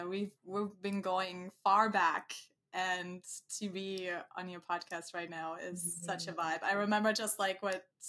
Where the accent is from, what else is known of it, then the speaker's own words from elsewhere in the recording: Germany; moved away; very close to where I come from, I'm from Germany, very close to my hometown